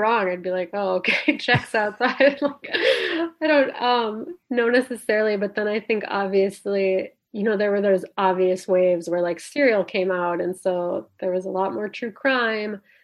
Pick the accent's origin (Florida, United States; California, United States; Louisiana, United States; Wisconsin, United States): Wisconsin, United States; Lake Nebagamon; moved away; I grew up in northwestern Wisconsin.